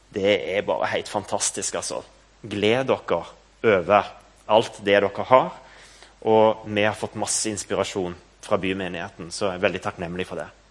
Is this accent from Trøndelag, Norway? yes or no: no; Stavanger, Rogaland, Norway; moved away as an adult; now in Nærbø, Norway; Kampen kirke, der jeg vokste opp